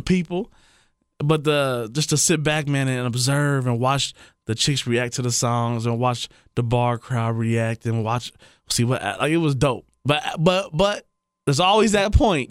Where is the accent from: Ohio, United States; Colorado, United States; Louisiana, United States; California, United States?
Ohio, United States; Trotwood; We grew up together in Trotwood, you know. Known him since I was probably seven years old.